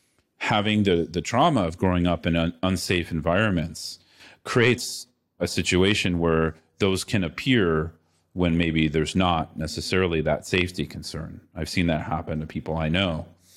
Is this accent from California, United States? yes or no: yes; California, United States; now in Latin America; I grew up in the Bay Area, San Francisco Bay Area, you know, in a fairly privileged upbringing.